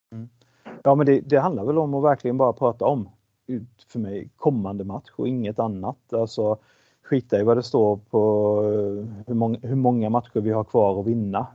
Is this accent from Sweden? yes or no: yes; Sweden; moved away as an adult; also born or lived in Malmö, Sweden / Switzerland; Jag kom ju dessutom från Sverige